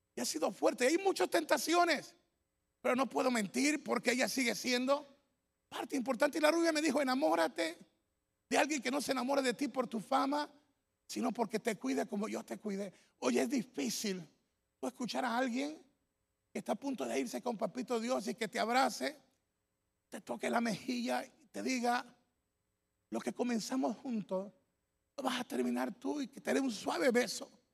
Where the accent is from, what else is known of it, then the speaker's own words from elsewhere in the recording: Ecuador; mi tierra, Ecuador